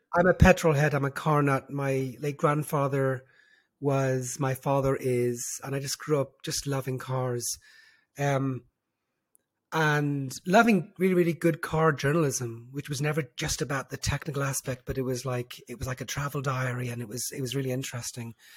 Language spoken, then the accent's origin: English; Dublin, Leinster, Ireland; accent: diluted Irish; moved away as an adult; also born or lived in London; now in Israel; I was born and raised in, in Dublin